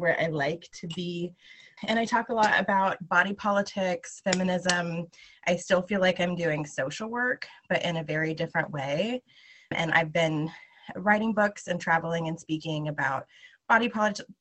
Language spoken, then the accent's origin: English; Lawrence, Kansas, United States; I'm from Lawrence, Kansas